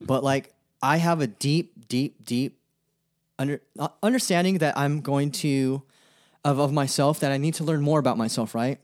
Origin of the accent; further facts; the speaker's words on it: Stockton, California, United States; also born or lived in Sacramento; I grew up in Stockton. I was born in, I was born in Stockton.